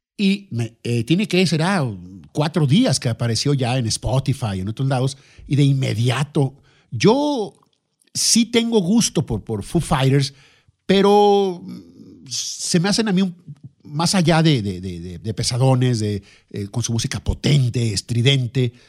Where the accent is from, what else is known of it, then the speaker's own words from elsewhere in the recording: Lerdo, Durango, Mexico; El Lerdo, mi ciudad natal